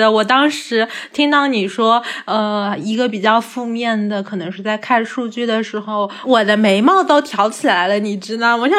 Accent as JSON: {"language": "Chinese", "town": "Hangzhou", "region": "Zhejiang", "country": "China", "tie": "born or raised there", "moved": "as an adult", "lives_now": "Beijing, China", "said": "我是出生在杭州的。"}